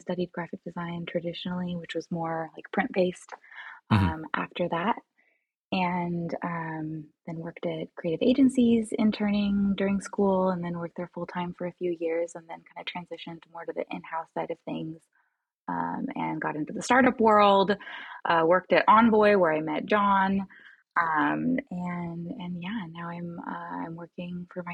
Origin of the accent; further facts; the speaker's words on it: California, United States; I was born in California